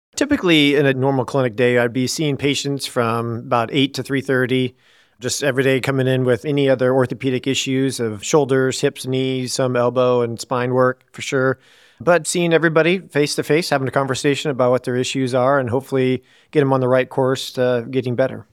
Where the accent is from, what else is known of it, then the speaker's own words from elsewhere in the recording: Woodward, Iowa, United States; also born or lived in Des Moines, Iowa; I grew up in a small town in Woodward, Iowa.